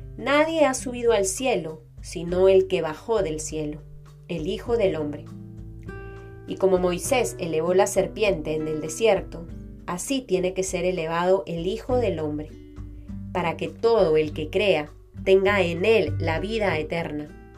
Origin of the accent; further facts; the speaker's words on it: Peru; esta devoción que es parte de nuestra identidad como peruanos